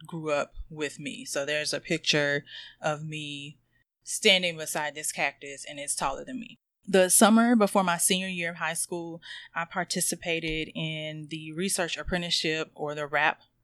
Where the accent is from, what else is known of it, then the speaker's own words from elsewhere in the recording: North Carolina, United States; I'm from North Carolina